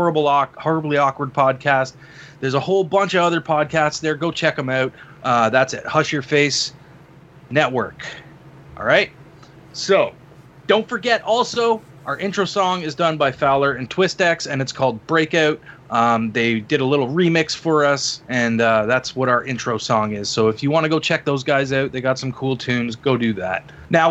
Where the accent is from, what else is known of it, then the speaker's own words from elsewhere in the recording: Canada; I am your Canadian host for tonight.